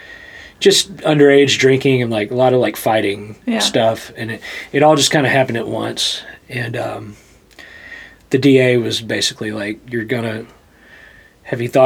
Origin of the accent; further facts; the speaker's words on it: Louisiana, United States; accent: Southern; moved away as an adult; also born or lived in Hattiesburg, Mississippi / New Orleans, Louisiana / Washington D.C.; now in Nashville, United States; I'm from Louisiana, originally